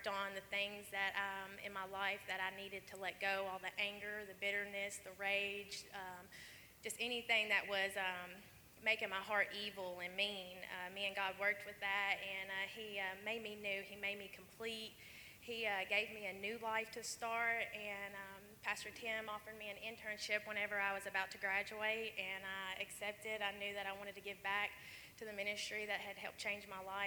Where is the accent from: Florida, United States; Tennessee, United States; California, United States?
Tennessee, United States; Portland; I'm from Portland, Tennessee, and I am 23 years old